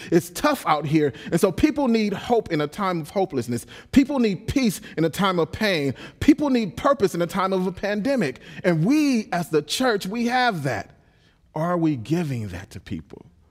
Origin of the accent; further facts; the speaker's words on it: Los Angeles, California, United States; I'm a pit bull from South Central Los Angeles